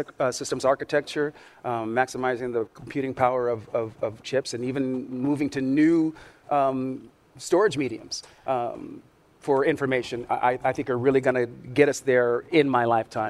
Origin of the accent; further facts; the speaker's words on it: Sacramento, California, United States; As a young black kid growing up in Sacramento, California, who was a science fiction fan